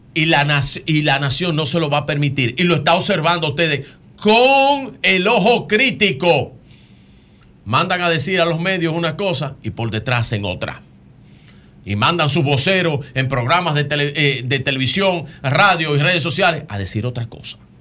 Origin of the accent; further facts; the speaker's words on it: Dominican Republic; Como dominicano, como hijo de Duarte, de Sánchez, de Mella y Luperón.